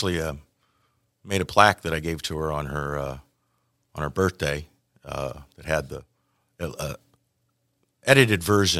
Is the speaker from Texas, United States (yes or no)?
no; Lisle, Illinois, United States; also born or lived in Iowa / Bethany, Illinois; So I was born in Iowa. Did some of my formative years in Lisle, up a suburb of Chicago.